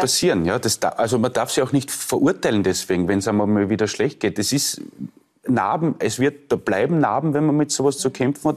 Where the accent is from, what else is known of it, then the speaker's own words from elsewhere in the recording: Leoben, Styria, Austria; also born or lived in Lower Austria; ich bin ja in Leoben aufgewachsen